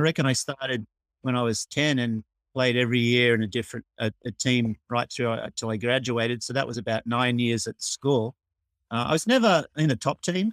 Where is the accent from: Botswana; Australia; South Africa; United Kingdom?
Australia; Melbourne, Victoria; moved away as an adult; now in Tokyo, Japan; I'm from Australia and from Melbourne. I still am from Melbourne, but I've actually spent my, more of my life living in Japan, in Tokyo, than, than in Australia